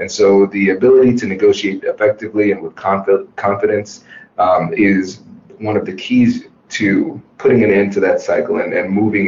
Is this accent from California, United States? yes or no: no; Tiffin, Ohio, United States; accent: Caribbean; so I'm a first generation Caribbean American. Uh-huh. And so what made growing up in Tiffin, Ohio so interesting was that I was pretty much the only black person to be seen